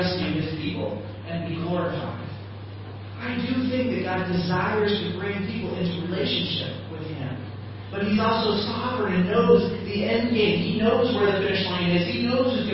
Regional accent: Midland, South Dakota, United States; also born or lived in Pence, Kansas; now in Chiang Mai, Thailand; I come from Podunk nowhere in Midland, South Dakota

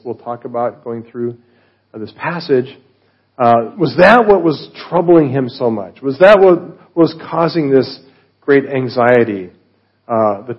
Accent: Colorado, United States; I'm from Colorado

